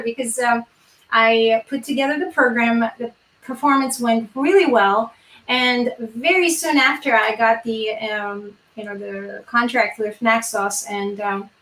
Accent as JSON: {"language": "English", "region": "Yerevan", "country": "Armenia", "moved": "as an adult", "lives_now": "United States", "said": "I am from Yerevan"}